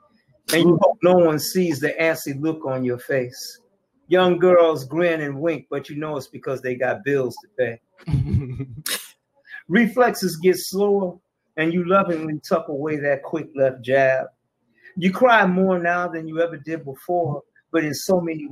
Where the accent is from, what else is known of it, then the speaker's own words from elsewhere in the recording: Detroit, Michigan, United States; I came out in 73. Mumford High School